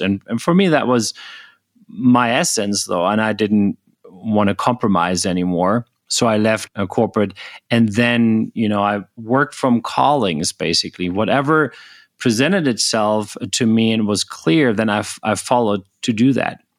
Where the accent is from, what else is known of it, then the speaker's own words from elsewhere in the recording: Germany; moved away as an adult; also born or lived in United States; I was born in Germany originally